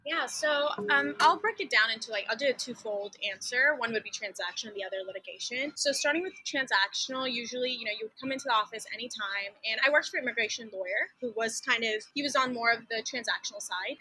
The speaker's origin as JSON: {"language": "English", "town": "Jacksboro", "region": "Texas", "country": "United States", "tie": "born or raised there", "also_born_or_lived": "Dallas, Texas / Austin, Texas", "moved": "as an adult", "lives_now": "Houston, United States", "said": "I was actually born in Dallas, but I went to school in a really small town called Jacksboro. So I am a country girl at heart"}